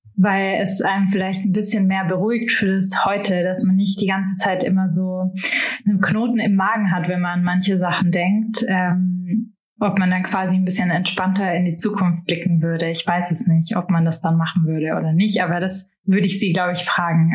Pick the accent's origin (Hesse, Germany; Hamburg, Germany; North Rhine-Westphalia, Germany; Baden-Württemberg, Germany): Baden-Württemberg, Germany; Marbach am Neckar; moved away; ich bin in Marbach am Neckar aufgewachsen